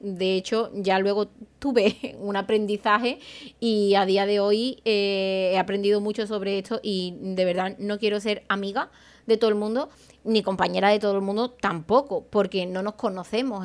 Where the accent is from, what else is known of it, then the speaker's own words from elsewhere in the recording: Spain; also born or lived in Seville / Madrid / London / Málaga; yo soy de un pueblo, soy de Aral, y en mi pueblo no me formé.